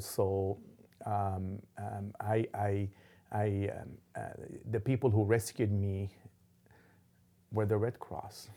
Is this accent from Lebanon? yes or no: yes; Lebanon; also born or lived in Dallas; now in Oklahoma City, United States; growing up in Lebanon, there was explosions